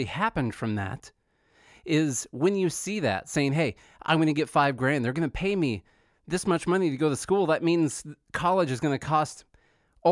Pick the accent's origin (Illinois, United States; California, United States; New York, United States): Illinois, United States; Southern; moved away as an adult; Charlie and I are both from Southern Illinois